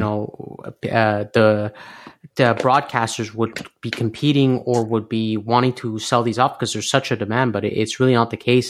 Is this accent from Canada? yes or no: yes; Canada; I was born in Canada